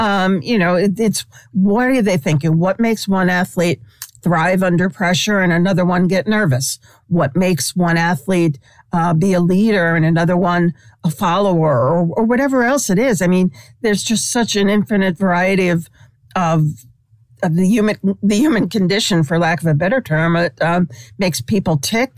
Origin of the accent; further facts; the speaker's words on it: New York City, New York, United States; now in California, United States; I grew up in Brooklyn in this tiny little far remote corner of Brooklyn